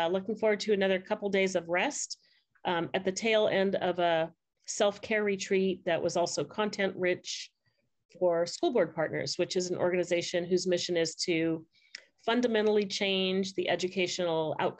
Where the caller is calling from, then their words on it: California, United States; I am calling in from Southern California.